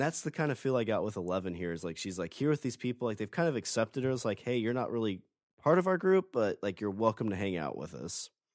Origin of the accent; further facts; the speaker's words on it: Illinois, United States; moved away; I'm originally from Illinois